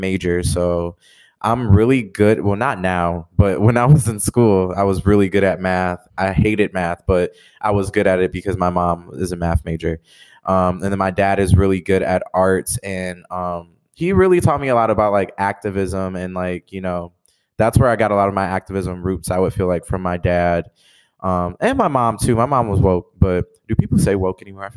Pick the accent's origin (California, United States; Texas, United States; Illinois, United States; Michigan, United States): Michigan, United States; Detroit; born and raised in Detroit, Michigan, just like Darren